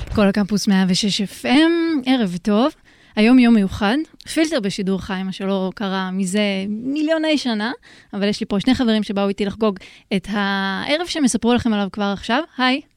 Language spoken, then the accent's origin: Hebrew; Rehovot, Central District, Israel; moved away; גם אני מרחובות